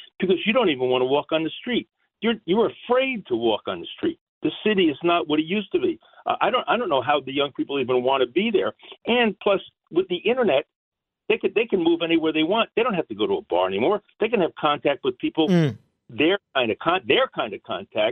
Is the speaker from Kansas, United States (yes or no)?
no; New Jersey, United States; also born or lived in Michigan; I grew up in New Jersey